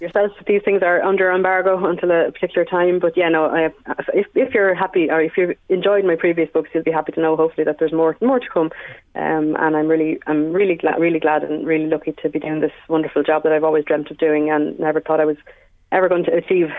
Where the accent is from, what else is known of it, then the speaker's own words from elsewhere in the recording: Wexford, Leinster, Ireland; moved away as an adult; now in County Meath, Ireland; I'm a Wexford woman, uh, born and reared.